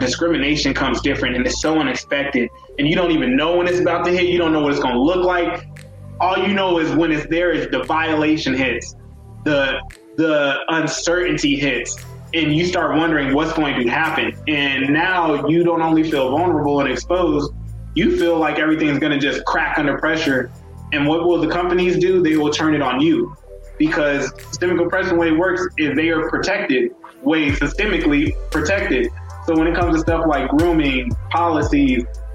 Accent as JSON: {"language": "English", "town": "El Paso", "region": "Texas", "country": "United States", "said": "I'm from El Paso, also known as Sun City. It's in Texas, 915"}